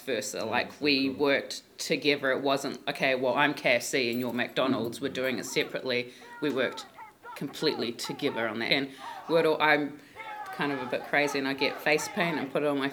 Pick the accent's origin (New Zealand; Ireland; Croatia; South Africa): New Zealand; Auckland; I'm from West Auckland